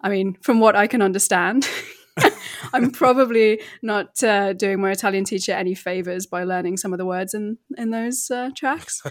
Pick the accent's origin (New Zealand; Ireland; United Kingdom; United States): United Kingdom; now in Verona, Italy; I'm British, but I'm based in Italy